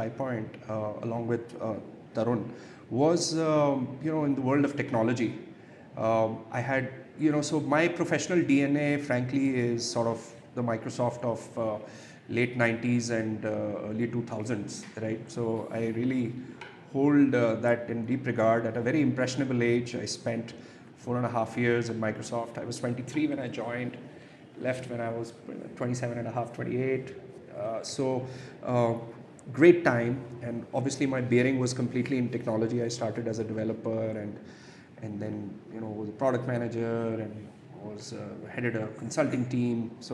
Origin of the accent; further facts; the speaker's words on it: Jammu, Jammu and Kashmir, India; also born or lived in Ladakh; So I'm a Jammu and Kashmir boy. I grew up in Jammu most of the time, substantial portion in Kashmir, spent some time in Ladakh also